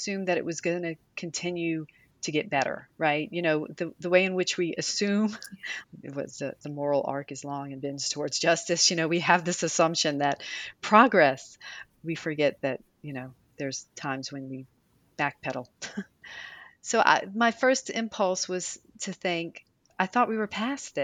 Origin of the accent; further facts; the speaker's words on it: New Orleans, Louisiana, United States; also born or lived in Washington, D.C. area; now in Baton Rouge, United States; I was born and raised in New Orleans